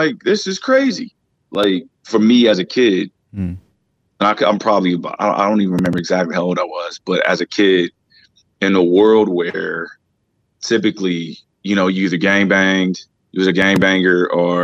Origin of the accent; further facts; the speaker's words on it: Los Angeles, California, United States; I grew up in South Central